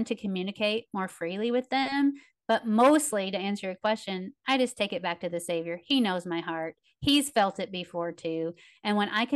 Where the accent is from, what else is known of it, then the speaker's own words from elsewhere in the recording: Tennessee, United States; I'm from Tennessee.